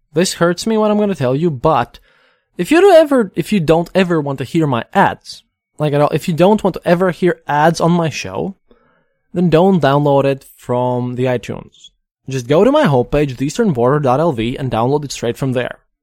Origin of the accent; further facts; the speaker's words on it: Latvia; We're just people from Latvia